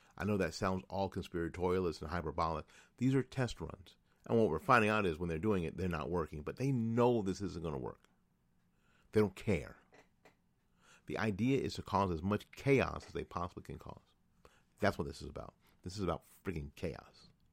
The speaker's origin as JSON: {"language": "English", "region": "New Jersey", "country": "United States", "tie": "born or raised there", "also_born_or_lived": "Tallahassee / Jacksonville / Orange Park", "moved": "yes", "said": "my home state of New Jersey. Now, I say that only 'cause I was born there. Uh, I've lived all my adult life here."}